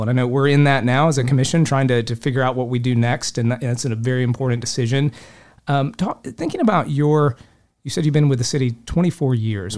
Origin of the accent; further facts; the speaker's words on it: Polk County, Florida, United States; I grew up fishing lakes in Polk County